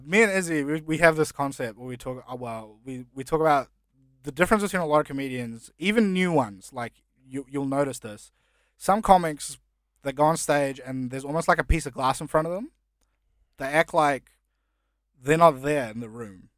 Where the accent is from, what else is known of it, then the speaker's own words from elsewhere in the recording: New Zealand; English is a second language; also born or lived in India; now in Australia; when I first moved to New Zealand, I couldn't speak English.